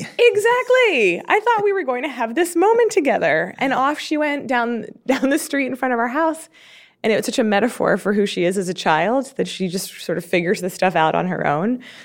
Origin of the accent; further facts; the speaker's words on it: Baltimore, Maryland, United States; I grew up in Baltimore